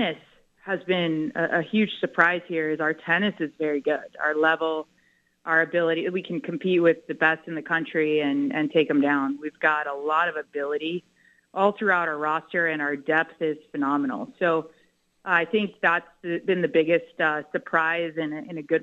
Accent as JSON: {"language": "English", "region": "South Florida", "country": "United States", "tie": "born or raised there", "also_born_or_lived": "Fort Lauderdale, Florida", "moved": "as an adult", "lives_now": "Norman, United States", "said": "I grew up in South Florida"}